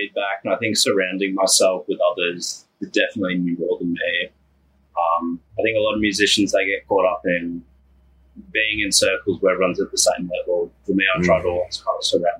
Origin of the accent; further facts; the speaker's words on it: Melbourne, Victoria, Australia; I'm from Melbourne, Australia.